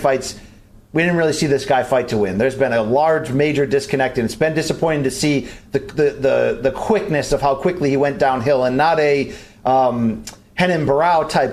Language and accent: English; southern Connecticut, United States; I'm from an area in Connecticut where you got to earn it